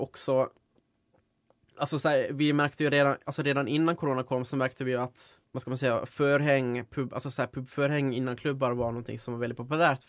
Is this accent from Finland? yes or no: yes; Finland; moved away as an adult; now in Uppsala, Sweden; jag Kommer ursprungligen från Finland då, så jag flyttade hit för fem år sedan nu